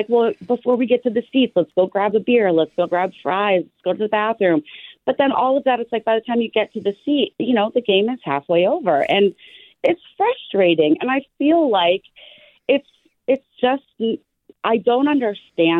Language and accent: English; San Francisco, California, United States; I am born and raised in San Francisco